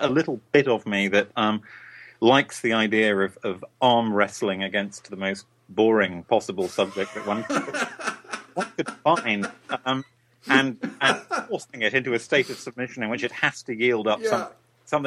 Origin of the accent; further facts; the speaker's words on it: United Kingdom; I'm a British writer